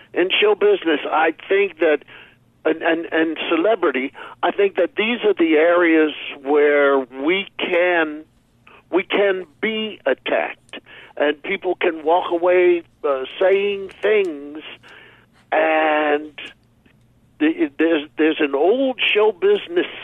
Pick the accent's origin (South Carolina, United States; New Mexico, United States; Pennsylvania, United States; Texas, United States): Pennsylvania, United States; Philadelphia; moved away; growing up in Philadelphia